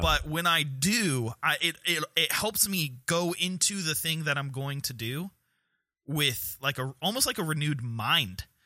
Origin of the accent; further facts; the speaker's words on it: North Carolina, United States; our great state of North Carolina